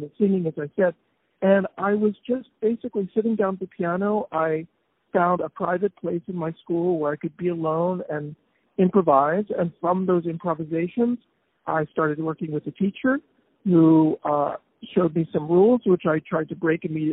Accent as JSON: {"language": "English", "town": "Philadelphia", "region": "Pennsylvania", "country": "United States", "tie": "born or raised there", "said": "I was born in Philadelphia"}